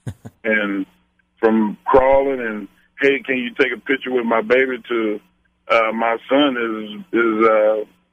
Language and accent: English; Silsbee, Texas, United States; also born or lived in Austin, Texas; residing in Austin, but born and raised in Silsby, Texas